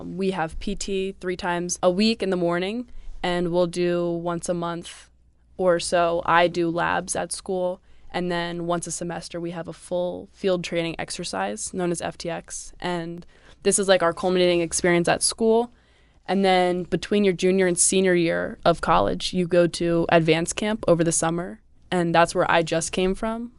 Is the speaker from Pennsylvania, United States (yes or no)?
yes; Pennsylvania, United States; I'm from Pennsylvania, so I go to school at Bucknell.